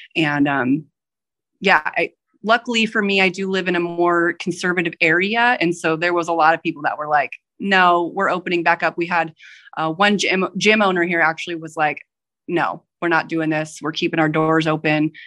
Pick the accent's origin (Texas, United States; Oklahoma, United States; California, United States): California, United States; San Diego; I do work at a small business in my, in my hometown here